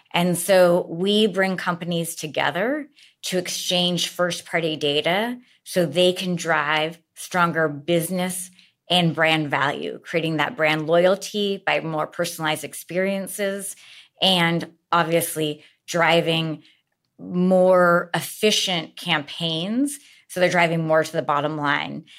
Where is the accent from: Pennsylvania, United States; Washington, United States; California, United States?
Washington, United States; Seattle; moved away as an adult; I am from Seattle